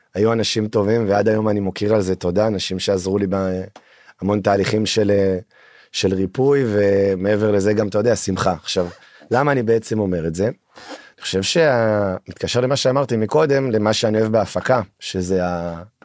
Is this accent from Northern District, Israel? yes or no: yes; Alon HaGalil, Northern District, Israel; moved away as an adult; now in Tel Aviv, Israel; במקור מעמק יזרעי, גדלתי בצפון, מתגורר בתל אביב בשש השנים האחרונות.